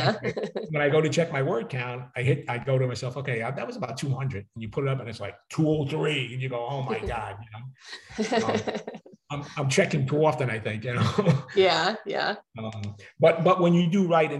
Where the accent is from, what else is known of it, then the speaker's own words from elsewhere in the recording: New York City, New York, United States; accent: New York; people from Brooklyn, I grew up with a lot of colorful characters, who had their own language, right? The street language and people talk, and I still can't get rid of my New York accent